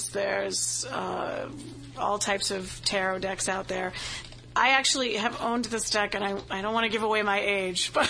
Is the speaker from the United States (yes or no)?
yes; Boston, Massachusetts, United States; accent: Boston; moved away as an adult; I have a horrific Boston accent, especially when I get tired or around any of my family members